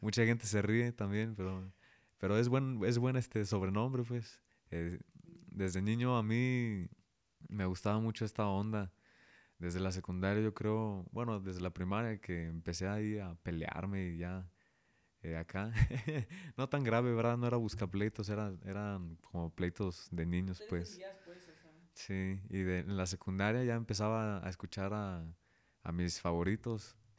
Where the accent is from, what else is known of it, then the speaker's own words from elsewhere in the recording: Zapopan, Jalisco, Mexico; also born or lived in León, Guanajuato; Nací aquí en León, Guanajuato. Soy panza verde, pero toda la vida me crié allá en Zapopan, que es a un ladito.